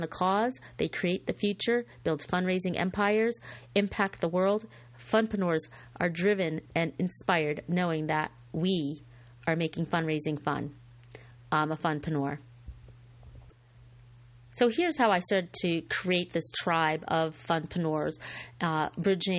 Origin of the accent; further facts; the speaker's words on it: Scotia, New York, United States; It was in my hometown, a little town called Scotia Glenville in Scotia Glenville, New York.